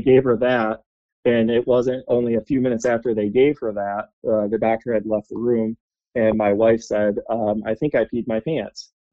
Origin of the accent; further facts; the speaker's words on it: Grand Rapids, Michigan, United States; I was born in Grand Rapids